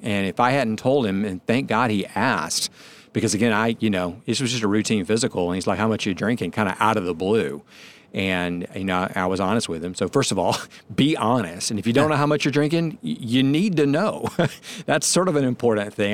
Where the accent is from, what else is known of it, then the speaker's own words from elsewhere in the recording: Atlanta, Georgia, United States; since I'm from Atlanta